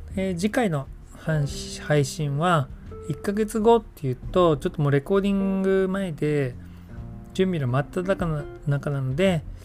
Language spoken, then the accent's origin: Japanese; Yokohama, Kanagawa, Japan; moved away; 実家の用事で横浜に帰ることになった